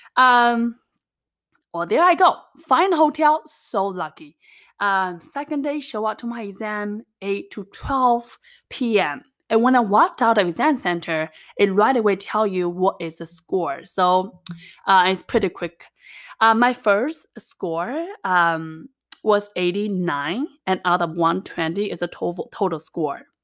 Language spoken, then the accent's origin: English; China; English is a second language; moved away; I was actually born and raised in the little mountain town in China